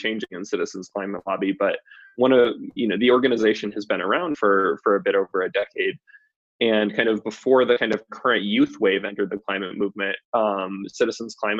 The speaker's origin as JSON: {"language": "English", "region": "Massachusetts", "country": "United States", "tie": "born or raised there", "also_born_or_lived": "Maine", "moved": "as an adult", "lives_now": "Boulder, United States", "said": "I'm from Massachusetts, which was also I grew up in a very liberal setting."}